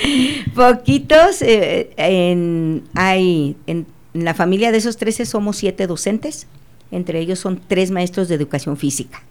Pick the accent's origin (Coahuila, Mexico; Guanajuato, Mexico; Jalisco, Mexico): Guanajuato, Mexico; Acámbaro; yo soy de Acámbaro, ahí nací